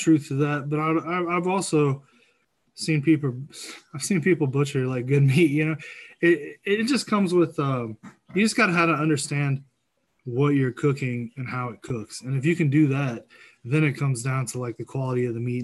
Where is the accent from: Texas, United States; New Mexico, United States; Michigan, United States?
Texas, United States; Houston; now in Indiana, United States; I actually live in Indiana. I'm originally from Houston